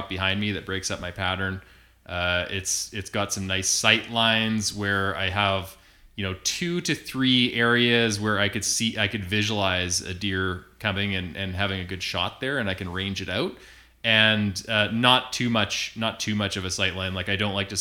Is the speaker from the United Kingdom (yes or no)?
no; Kelowna, British Columbia, Canada; now in Alberta, Canada; Born and raised in Kelowna